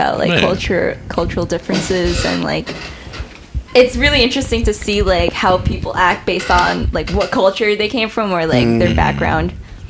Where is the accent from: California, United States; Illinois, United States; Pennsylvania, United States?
Illinois, United States; Chicago; Yeah, I was born and raised in Hyde Park.